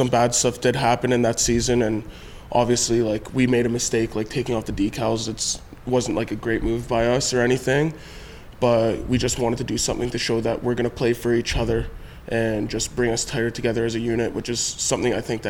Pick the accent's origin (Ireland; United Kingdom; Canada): Canada; Toronto, Ontario; I'm from Toronto